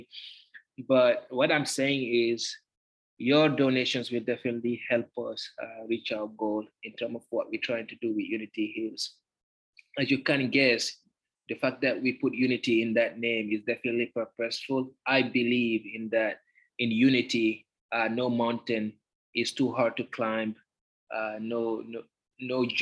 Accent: Guinea; now in Houston, United States; Guinea, which is my home country.

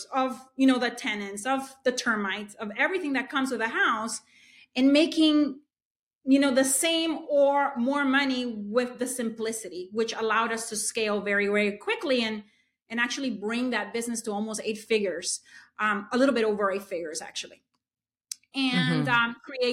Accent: Honduras; moved away as an adult; now in United States; So I am an immigrant into the U.S. I'm originally from Honduras. I came here to study

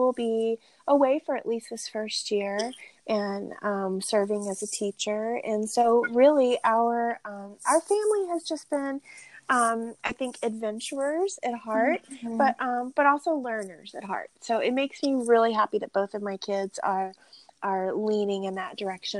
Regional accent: Virginia, United States; I am from Virginia, but the two of us together have moved to several different places, really, because our full-time ministry life has taken us to some different opportunities

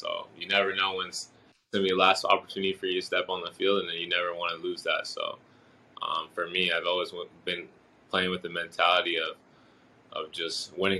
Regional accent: Japan; born there; So my dad's from Haiti, and my mom's from Japan. I was born in Japan.

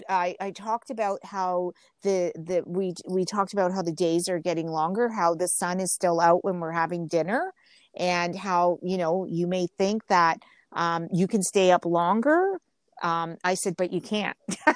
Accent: Genoa, Liguria, Italy; when I got off the airplane and was driving into where I grew up in Genova, they were everywhere.

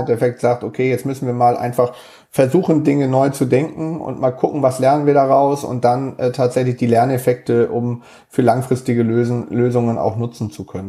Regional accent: Hamburg, Germany; als Hamburger

